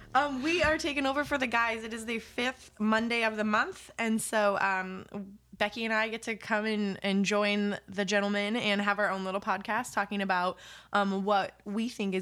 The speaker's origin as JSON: {"language": "English", "region": "California", "country": "United States", "tie": "born or raised there", "said": "I've developed one where people think I am not from California, but I am born and raised."}